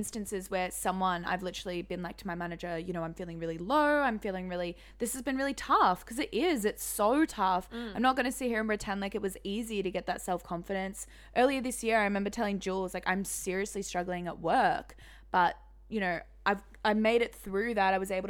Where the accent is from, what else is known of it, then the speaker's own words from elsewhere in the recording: Singapore; I think, like, because we grew up in Singapore.